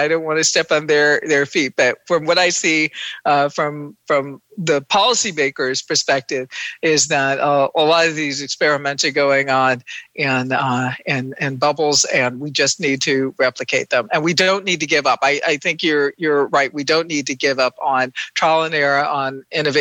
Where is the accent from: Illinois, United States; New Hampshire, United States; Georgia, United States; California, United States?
Georgia, United States; Milledgeville; I grew up in Milledgeville, Georgia, the capital of Georgia during the Confederacy